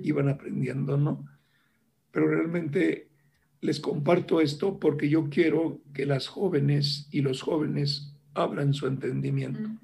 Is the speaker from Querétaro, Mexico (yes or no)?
no; Ciudad Valles, San Luis Potosí, Mexico; yo soy originario de Ciudad Valle, San Luis Potosí, una pequeña ciudad en aquel tiempo